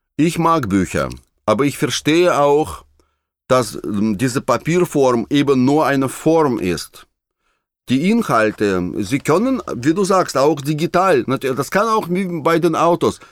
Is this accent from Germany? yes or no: no; Russia; moved away; In meiner Heimat in Russland